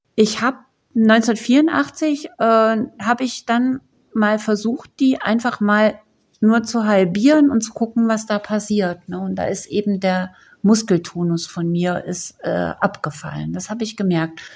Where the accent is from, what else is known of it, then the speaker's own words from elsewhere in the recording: East Germany, Germany; bei uns in der DDR